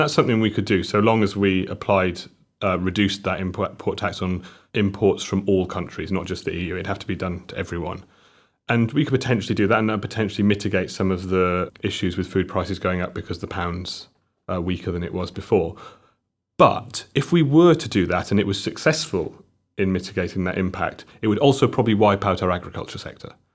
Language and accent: English; Llanelli, Wales, United Kingdom; I'm from Llanelli, um, a town, a town in South Wales on, mm. on, on the coast